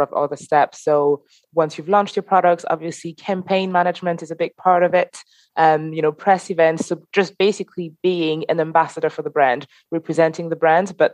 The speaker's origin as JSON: {"language": "English", "town": "Paris", "region": "Île-de-France", "country": "France", "moved": "yes", "said": "I'm originally from Paris"}